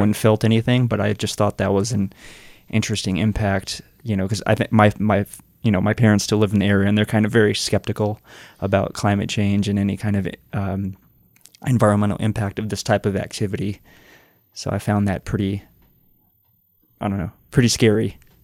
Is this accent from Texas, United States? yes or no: yes; Flatonia, Texas, United States; my hometown is Flatonia, Texas, which is about an hour and a half to the southeast